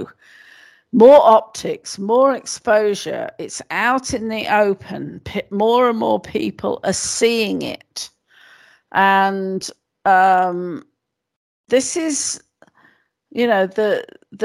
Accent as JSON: {"language": "English", "country": "United Kingdom"}